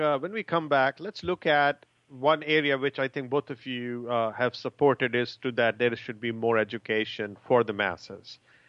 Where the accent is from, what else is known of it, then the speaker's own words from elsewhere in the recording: Chicago, Illinois, United States; I'm from Chicago